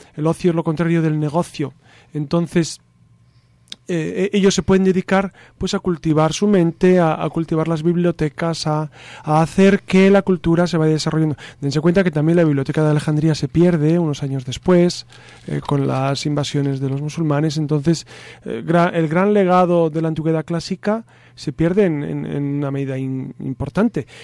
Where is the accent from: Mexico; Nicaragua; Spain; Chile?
Spain; homeland with Santo Domingo de Silos, Castile and León; en mi tierra, por supuesto, está Santo Domingo de Silos como monasterio